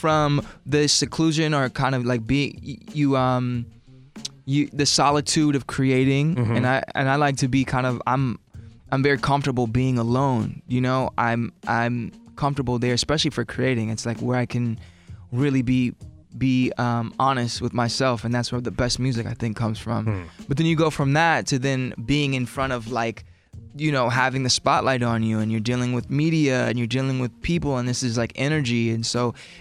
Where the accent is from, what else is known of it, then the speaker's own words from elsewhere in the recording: Los Angeles, California, United States; I'm from Los Angeles, which is a very diverse city